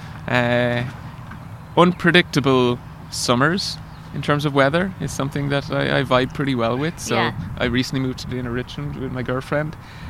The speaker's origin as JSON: {"language": "English", "country": "Ireland", "tie": "born or raised there", "moved": "as an adult", "lives_now": "San Francisco, United States", "said": "Back home in Ireland, I could grow up like running around the roads and streets"}